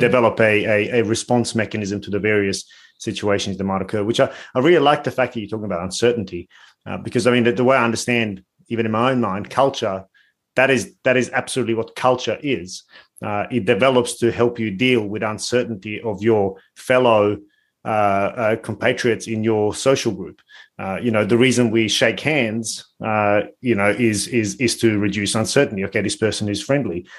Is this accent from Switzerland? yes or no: no; Bosnia & Herzegovina; I'm from Bosnia